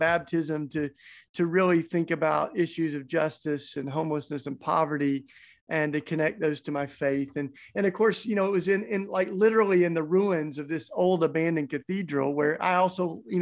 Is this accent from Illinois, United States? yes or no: no; Tennessee, United States; accent: southern; moved away; also born or lived in Philadelphia; I grew up down south in Tennessee. That's why I've got my charming southern accent